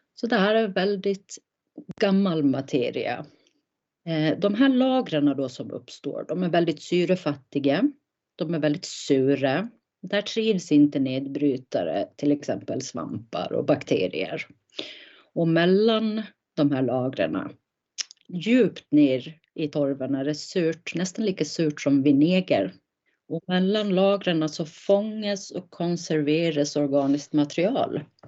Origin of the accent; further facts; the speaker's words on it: Gotland, Sweden; jag är uppvuxen, född och uppvuxen på Gotland